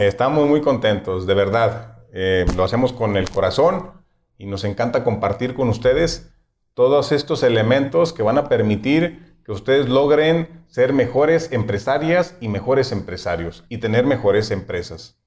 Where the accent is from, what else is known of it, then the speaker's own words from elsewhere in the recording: Mexico; nos caracteriza como mexicanos